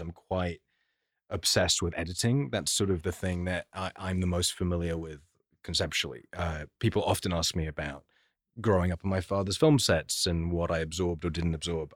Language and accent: English; London, United Kingdom; I grew up in London